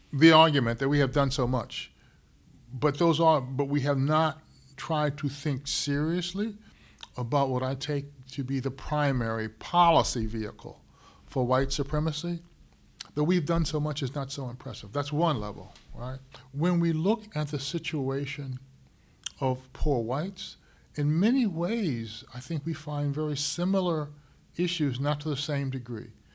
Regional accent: Syracuse, New York, United States; growing up in Syracuse

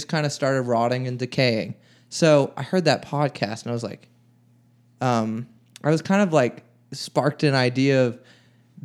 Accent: Beaver Falls, Pennsylvania, United States; now in Nashville, United States; I'm from the Pittsburgh area, little town called Beaver Falls

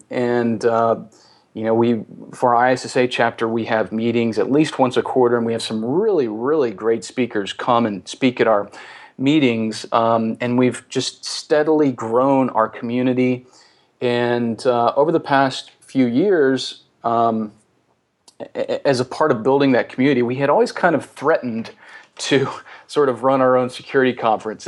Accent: the South, United States; as we say in the South

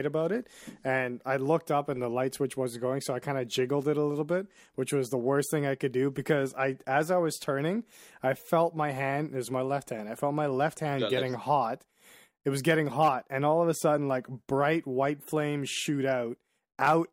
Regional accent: Nigeria; I'm Nigerian

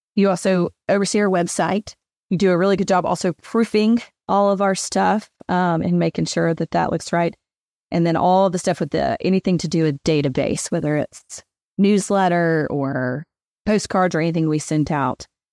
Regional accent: Hendersonville, Tennessee, United States; moved away as an adult; also born or lived in Knoxville, Tennessee; now in Memphis, United States; I was born in Hendersonville, Tennessee, which is just north of Nashville

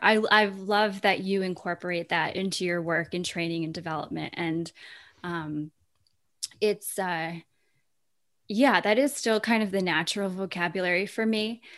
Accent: Vermont, United States; I feel so lucky to have grown up in Vermont

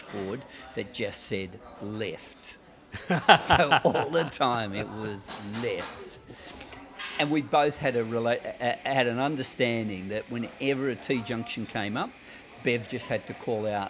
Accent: Australia; we're Australian. But she's different. She's South African Australian, and I'm Australian.

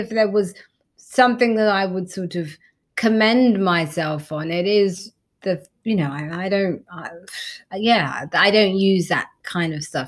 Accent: London, United Kingdom; I grew up in East London

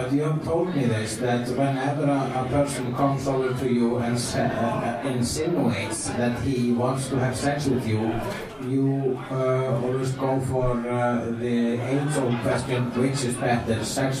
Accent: Iceland; And I am an Icelandic person.

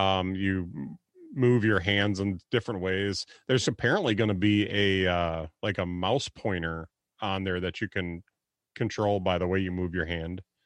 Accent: Wisconsin, United States; I'm from Wisconsin.

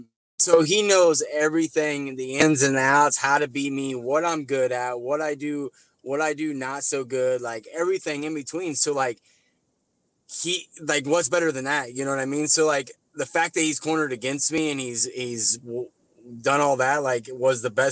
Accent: Midwest, United States; cause growing up in the Midwest circuit, like, Kansas City is only 2.5 hours from us.

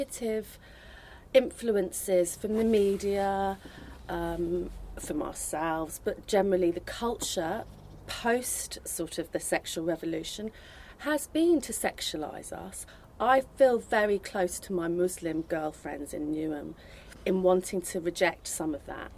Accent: Ireland; I was born in Ireland

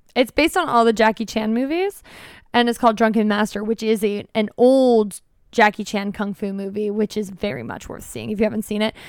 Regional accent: United States; as the American

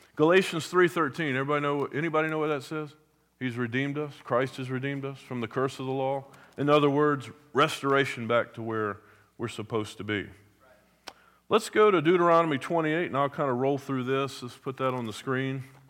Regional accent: Hampton Roads, Virginia, United States; I grew up in Hampton Roads

